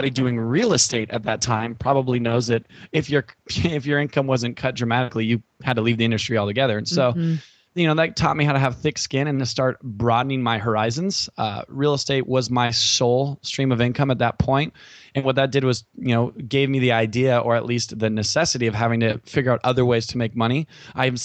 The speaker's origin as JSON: {"language": "English", "region": "California", "country": "United States", "said": "I'm from California"}